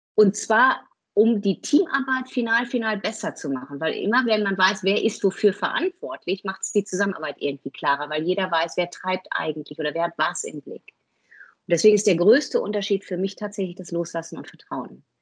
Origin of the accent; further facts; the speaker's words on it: North Rhine-Westphalia, Germany; bin ich Westfale, also relativ bodenständig